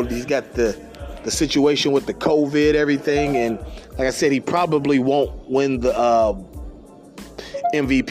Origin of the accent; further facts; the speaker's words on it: Cincinnati, Ohio, United States; my hometown team, the Republic of Cincinnati Bengals